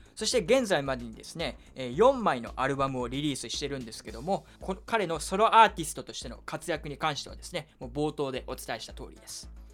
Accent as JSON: {"language": "Japanese", "area": "Kyushu", "region": "Saga", "country": "Japan", "tie": "born or raised there", "moved": "yes", "said": "僕の実家も九州の佐賀"}